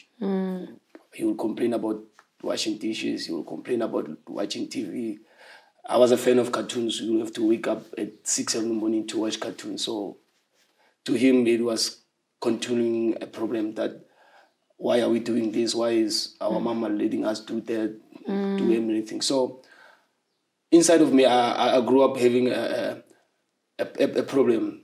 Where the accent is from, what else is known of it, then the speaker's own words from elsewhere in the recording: Soshanguve, Gauteng, South Africa; also born or lived in Harangua; I was born in Harangua, but later moved to Soshanguve when I was 8 years old